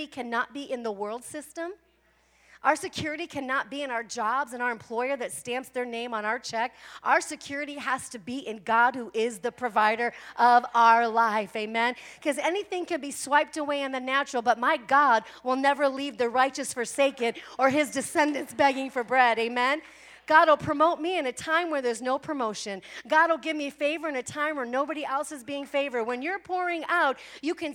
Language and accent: English; Midwest, United States; now in Arizona, United States; I'm from the Midwest